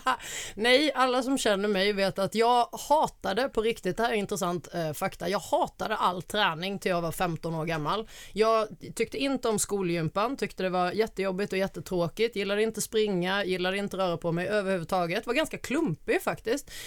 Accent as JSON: {"language": "Swedish", "town": "Alvesta", "region": "Kronoberg County", "country": "Sweden", "tie": "born or raised there", "accent": "Småland dialect", "moved": "yes", "said": "jag är eh, född och uppvuxen i Småland, eh, Småland småländska skogarna, i en liten by som heter Alvesta"}